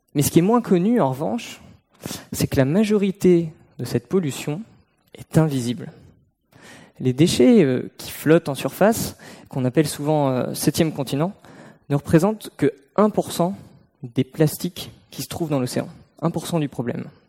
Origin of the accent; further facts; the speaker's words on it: Brittany, France; j'ai grandi en Bretagne, au bord de la mer